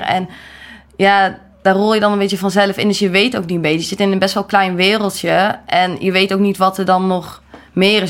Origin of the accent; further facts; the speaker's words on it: Gorinchem, South Holland, Netherlands; Ik ben geboren in Gorkum